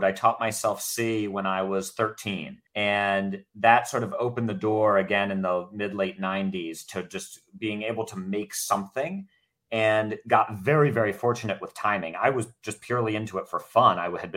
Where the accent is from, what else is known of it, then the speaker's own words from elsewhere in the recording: Baltimore, Maryland, United States; I grew up in Baltimore, Maryland